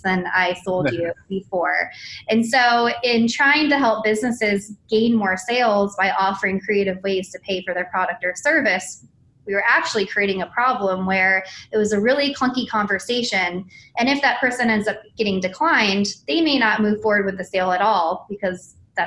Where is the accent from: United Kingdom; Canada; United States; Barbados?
United States; San Diego, California; now in Atlanta, United States; I come from Southern California